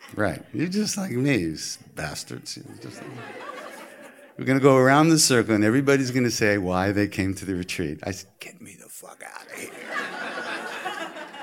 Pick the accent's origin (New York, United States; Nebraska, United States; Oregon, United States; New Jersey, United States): New York, United States; I'm from New York